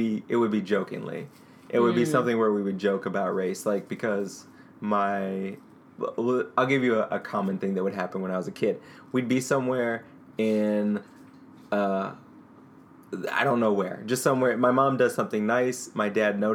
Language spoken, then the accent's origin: English; St. Louis, Missouri, United States; growing up in North County, St. Louis, it was always questions from my black friends, like, why do you talk white?